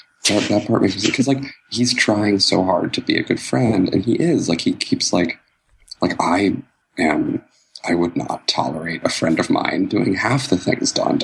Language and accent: English; Philadelphia, Pennsylvania, United States; I'm from Philadelphia